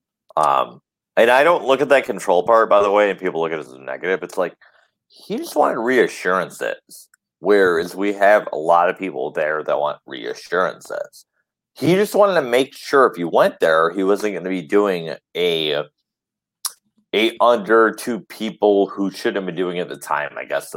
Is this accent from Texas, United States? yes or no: no; Detroit, Michigan, United States; I'm from Detroit